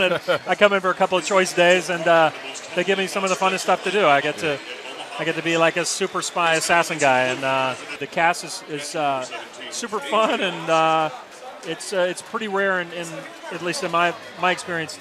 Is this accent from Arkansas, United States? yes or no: yes; Arkansas, United States; now in Los Angeles, United States; I grew up in Arkansas, and I played football and tennis